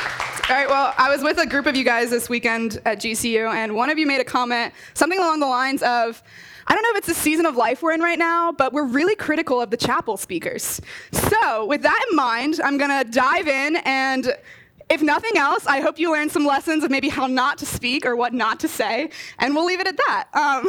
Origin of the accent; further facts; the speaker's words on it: Delaware, United States; moved away as an adult; now in Ohio, United States; I really love Delaware, so I'm not just from Delaware, but I love it. And it was really hard for me actually to leave Delaware and come out and be an Ohio resident.